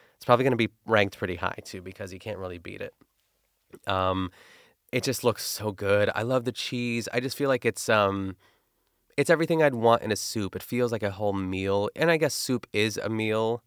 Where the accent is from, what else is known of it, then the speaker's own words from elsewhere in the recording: Pittsburgh, Pennsylvania, United States; accent: Pittsburgh; my Pittsburgh accent